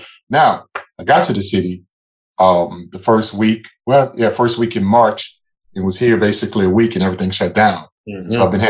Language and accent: English; New Orleans, Louisiana, United States; So my background is I'm originally from New Orleans, Louisiana. That's my hometown.